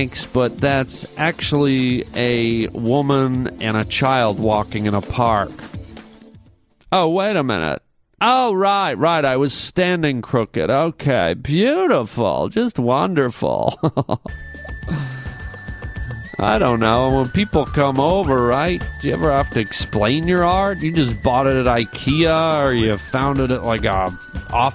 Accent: Canada; I'm a Canadian boy

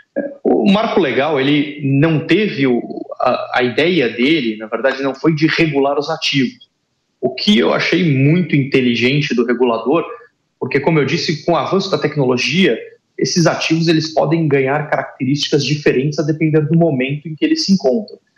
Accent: Brazil; a gente é Brasileira

